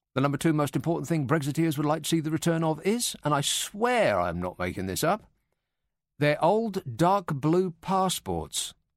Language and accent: English; United Kingdom; we're British